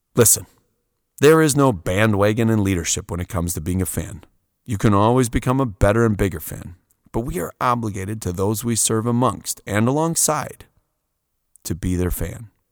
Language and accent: English; Wisconsin, United States; I'm coming from Wisconsin.